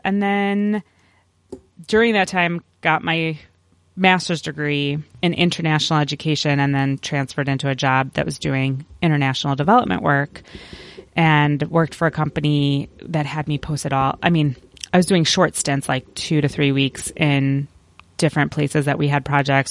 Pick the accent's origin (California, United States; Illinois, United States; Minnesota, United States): Illinois, United States; Chicago; moved away as an adult; also born or lived in Champaign, Illinois / Jefferson City, Missouri / Virginia / Washington, District of Columbia, United States; I was born and raised in the Chicago area, so a suburb of Chicago